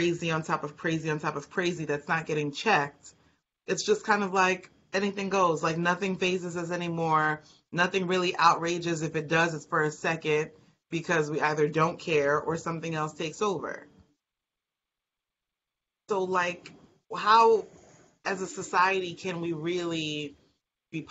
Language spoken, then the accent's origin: English; United States; as an American